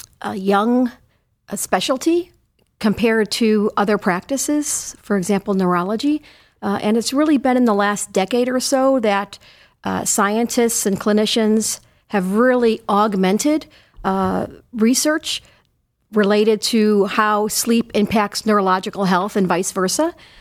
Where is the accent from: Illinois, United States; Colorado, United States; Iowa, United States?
Illinois, United States; Chicago; Well, I'm originally from Chicago, and I did my medical school training and my neurology residency there.